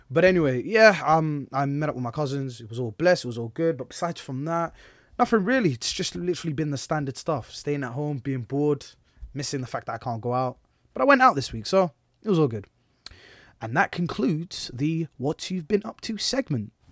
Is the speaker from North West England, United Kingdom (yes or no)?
yes; Manchester, North West England, United Kingdom; accent: Manchester; now in Luton, United Kingdom; my old ends back before I came to Luton, man was a Manny boy. I know you can't hear it from my accent, because I literally got my, I literally, tangent